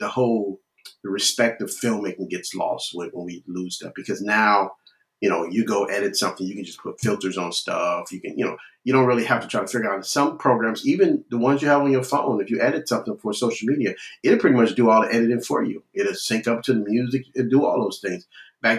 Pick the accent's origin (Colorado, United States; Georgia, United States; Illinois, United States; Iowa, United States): Illinois, United States; Chicago; moved away as an adult; now in Texas, United States; Although I live in the great state of Texas, I'm originally from Chicago